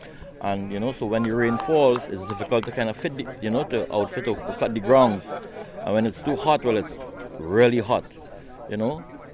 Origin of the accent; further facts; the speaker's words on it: central Trinidad, Trinidad & Tobago; So I played all my life in central Trinidad. That's where I'm from.